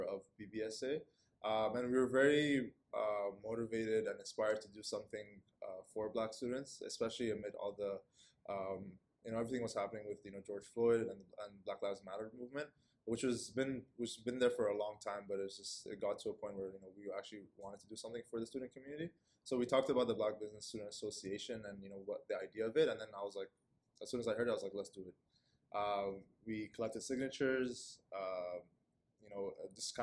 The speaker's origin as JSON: {"language": "English", "country": "Saudi Arabia", "tie": "born or raised there", "also_born_or_lived": "Kenya", "moved": "as an adult", "lives_now": "Toronto, Canada", "said": "I'm originally from Kenya, but I grew up in Saudi Arabia and moved here in 2018 to pursue my post-secondary education"}